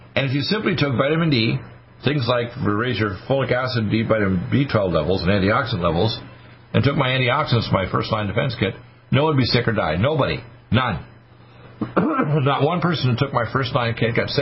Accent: United States; We're Americans

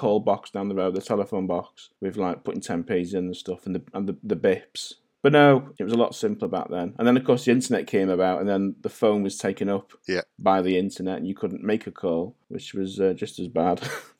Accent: St Asaph, Wales, United Kingdom; But yeah, I am Welsh, fully Welsh. I don't sound Welsh. No one does in North Wales. We all sound Scouse.

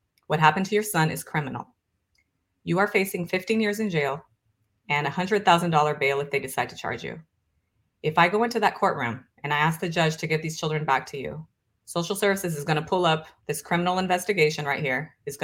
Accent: Brazil; moved away; I'm originally from Brazil.

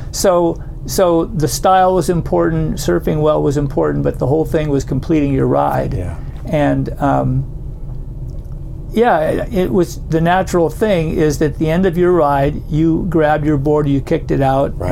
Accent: Southern California, United States; moved away as an adult; now in Santa Cruz, United States; I grew up in Southern California

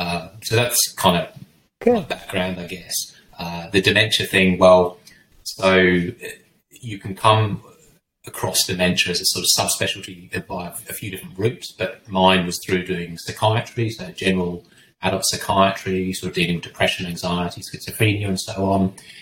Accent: England, United Kingdom; moved away as an adult; also born or lived in North East Scotland / Leicester; now in Australia; So I'm English. Came to Australia in 2000, but before that, sort of lived in southwest of England and then northeast of Scotland, and then back sort of halfway between the two, went to Leicester University

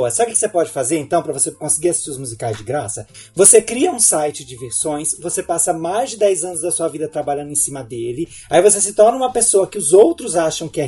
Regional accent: Brasília, Federal District, Brazil; Eu, eu vim de Brasília e não tinha dinheiro nenhum eu sempre consegui ver tudo.

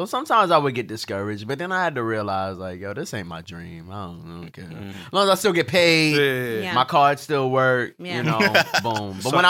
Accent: Brooklyn, New York, United States; I'm from Brooklyn.

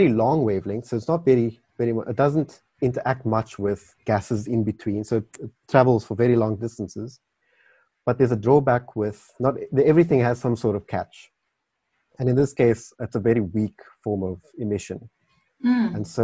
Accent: Carnarvon, Northern Cape, South Africa; now in Cape Town, South Africa; I was born in the Northern Cape, so that had a big influence on my desire to study astronomy. The night skies there are brilliant. If you go to Carnarvon, which is where I'm from

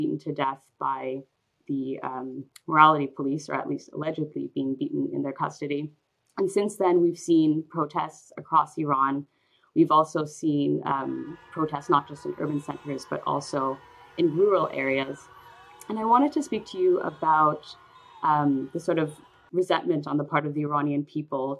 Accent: Canada; moved away as an adult; now in Berlin, Germany; I grew up in Canada, but I've been living in Berlin for the past 12 years or so

